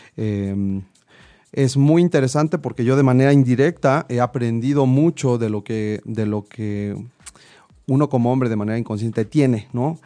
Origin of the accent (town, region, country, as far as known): Mexico